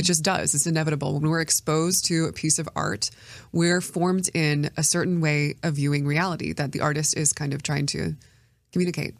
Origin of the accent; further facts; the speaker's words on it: United States; as an American